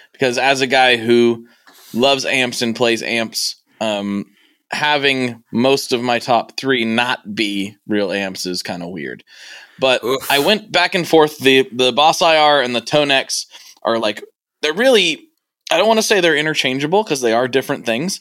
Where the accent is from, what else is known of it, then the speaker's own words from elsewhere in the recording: Portland, United States; I'm from Portland